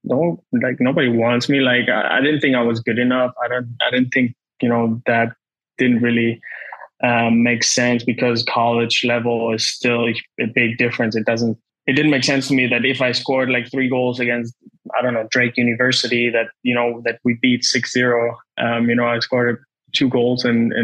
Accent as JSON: {"language": "English", "country": "Netherlands", "tie": "born or raised there", "also_born_or_lived": "Germany / Chicago, United States", "moved": "as an adult", "said": "I grew up in the Netherlands and in Germany"}